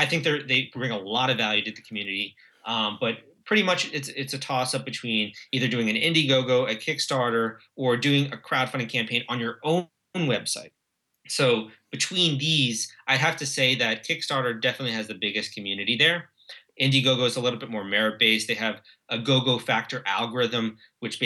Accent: United States; our country

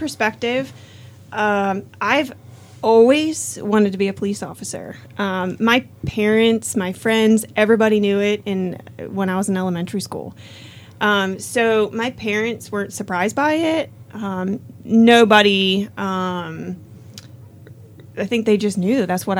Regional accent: Pennsylvania, United States; moved away as an adult; now in Virginia, United States; So I am from Pennsylvania. So I am from up north

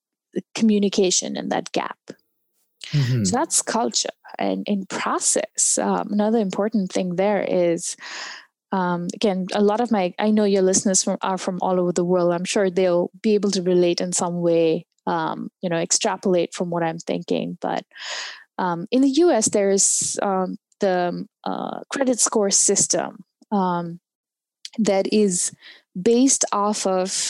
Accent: India; now in United States; I'm from India.

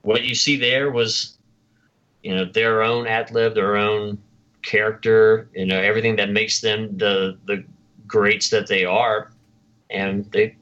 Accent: the South, United States; accent: Southern; my Southern accent

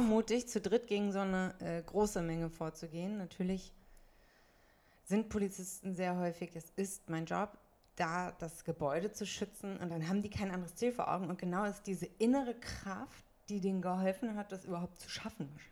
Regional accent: Münsterland, North Rhine-Westphalia, Germany; now in Berlin, Germany; ich komme ja aus dem schönen Münsterland, aus Westfalen

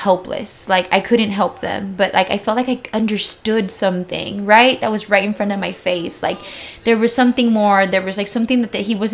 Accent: San Diego, California, United States; I grew up here in Barrio Logan before it is what it is now

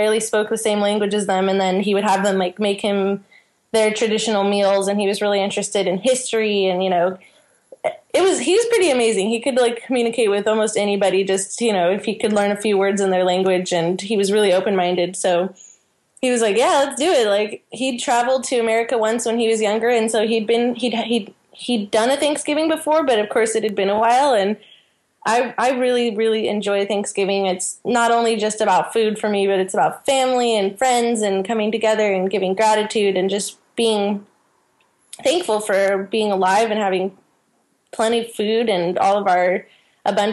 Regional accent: California, United States; moved away as an adult; also born or lived in south of France; now in France; I'm from California, and now I'm living in the south of France.

